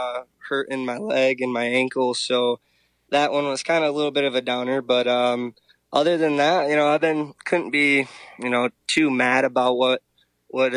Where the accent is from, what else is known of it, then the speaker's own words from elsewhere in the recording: Michigan, United States; also born or lived in Georgia; I'm from Michigan